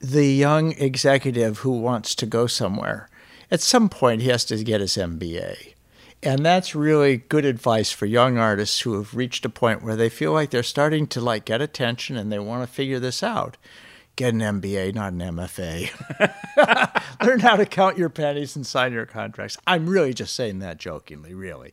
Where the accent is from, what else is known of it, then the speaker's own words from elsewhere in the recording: Alaska, United States; I grew up in Alaska